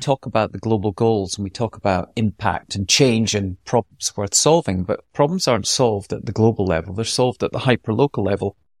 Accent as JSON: {"language": "English", "region": "Scotland", "country": "United Kingdom", "accent": "light Scottish", "said": "my light Scottish accent"}